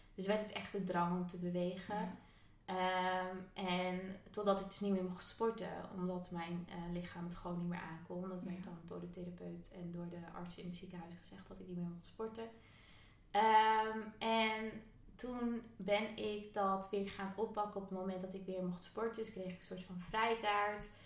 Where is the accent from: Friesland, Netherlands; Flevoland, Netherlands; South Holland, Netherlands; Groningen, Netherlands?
Friesland, Netherlands; moved away; also born or lived in Amsterdam; ik kom uit Friesland, korfbal is daar echt een ding